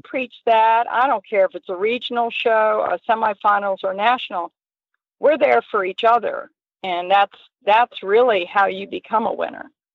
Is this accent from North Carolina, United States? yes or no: yes; Southern Pines, North Carolina, United States; I grew up in Southern Pines, which really is a hunter jumper